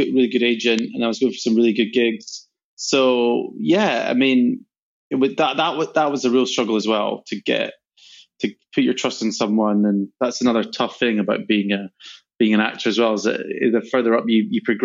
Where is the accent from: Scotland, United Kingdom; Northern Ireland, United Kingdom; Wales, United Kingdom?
Scotland, United Kingdom; moved away; also born or lived in London / New York; I come from Scotland